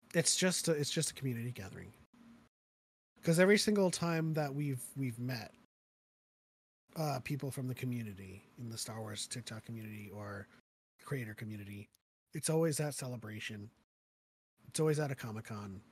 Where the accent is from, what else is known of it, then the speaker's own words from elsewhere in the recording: Philippines; moved away; I was born in the Philippines